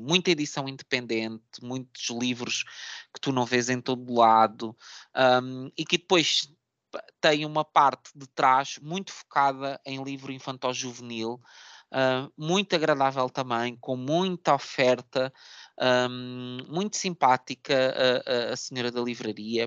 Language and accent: Portuguese; Setúbal, Portugal; minha cidade natal, que é Setúbal